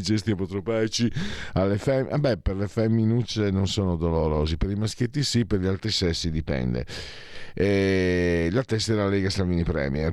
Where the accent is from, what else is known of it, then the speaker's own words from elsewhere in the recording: Pordenone province, Friuli-Venezia Giulia, Italy; dalle mie parti